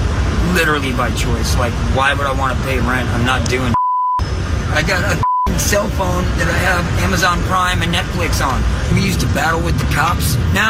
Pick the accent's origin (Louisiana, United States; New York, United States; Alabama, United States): Louisiana, United States; now in San Francisco, United States; Louisiana, Texas area.